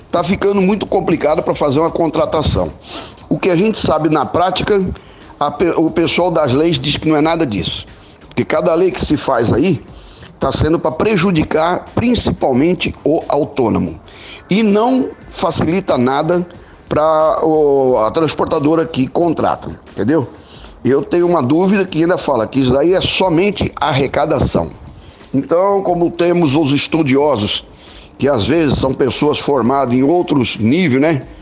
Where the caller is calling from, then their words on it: Uberaba, Minas Gerais, Brazil; sou aqui da cidade de Uberaba, Minas Gerais.